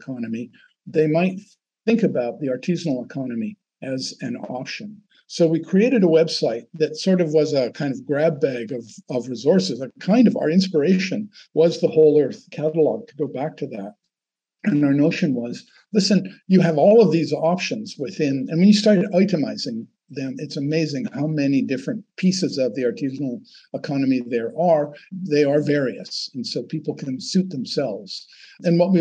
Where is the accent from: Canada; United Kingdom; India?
Canada; I'm Canadian